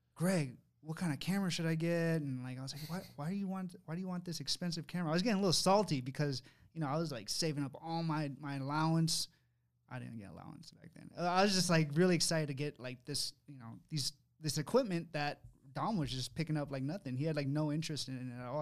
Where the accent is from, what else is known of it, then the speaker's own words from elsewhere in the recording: Sacramento, California, United States; me, Will, Dana, we're from Sacramento, California